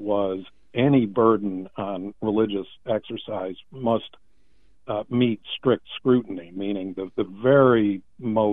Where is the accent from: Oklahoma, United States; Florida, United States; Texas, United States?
Florida, United States; my home state of Florida